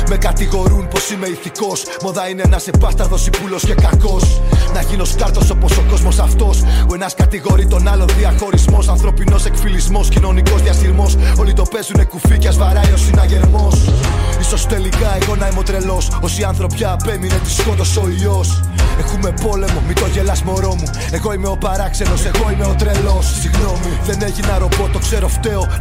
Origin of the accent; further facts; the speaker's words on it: Koropi, Attica, Greece; από το Κοροπή.